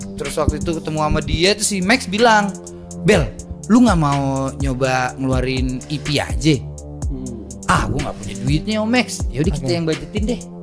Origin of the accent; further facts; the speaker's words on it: Jakarta, Indonesia; gue akhirnya balik lagi ke kampung halaman